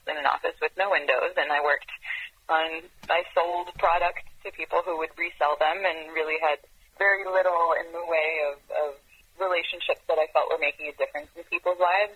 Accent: Israel; moved away as an adult; also born or lived in France / Europe; now in California, United States; I was born in France, and I grew up in Israel, and I moved wow. to the U.S. Uh, when I was 21.

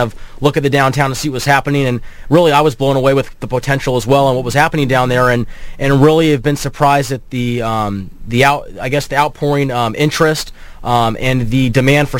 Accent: Irvine, California, United States; I grew up in Irvine

